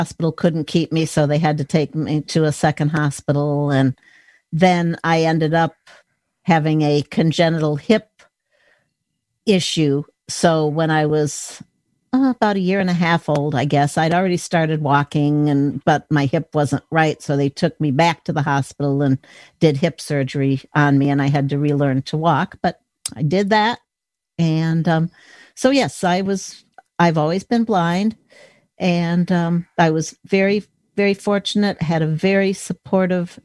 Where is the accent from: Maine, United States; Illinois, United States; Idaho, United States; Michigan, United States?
Illinois, United States; Lake Forest; now in Minnesota, United States; I grew up outside of Chicago